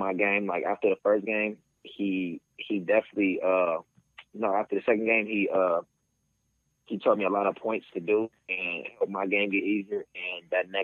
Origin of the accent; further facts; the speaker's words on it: West Hollywood, California, United States; I'm from West Hollywood, California.